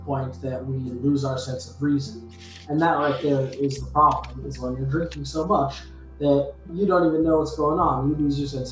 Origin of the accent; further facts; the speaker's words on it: El Paso, Texas, United States; now in Dallas, United States; I'm from El Paso